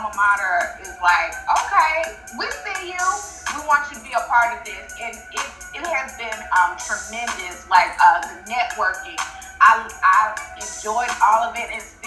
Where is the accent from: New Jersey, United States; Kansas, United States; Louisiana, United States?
Louisiana, United States; New Orleans; moved away; also born or lived in Montgomery, Alabama; I was born in New Orleans. My dad's side of family is from there, my dad, my grandparents